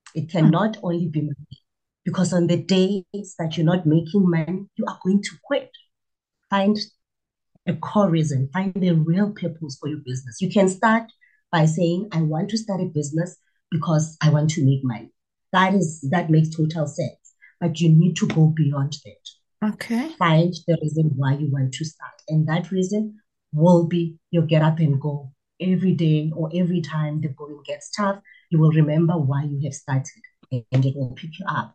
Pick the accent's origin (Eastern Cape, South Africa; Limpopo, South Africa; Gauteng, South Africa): Gauteng, South Africa; Pretoria; I was born and bred in Pretoria in the dusty streets of Soshanguve